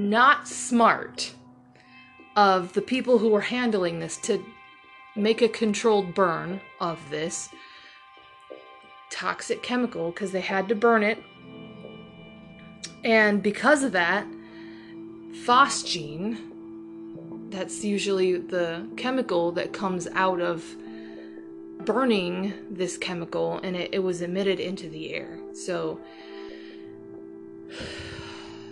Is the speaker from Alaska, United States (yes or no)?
no; Toledo, Ohio, United States; it's Toledo. It's Toledo, Ohio